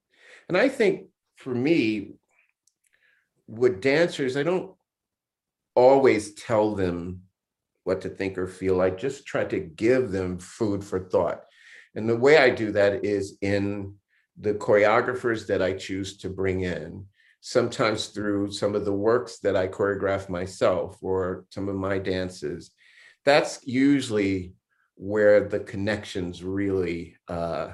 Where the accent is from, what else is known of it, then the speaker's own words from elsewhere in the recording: Miami, Florida, United States; also born or lived in Jacksonville, Florida; I grew up in Miami, Florida.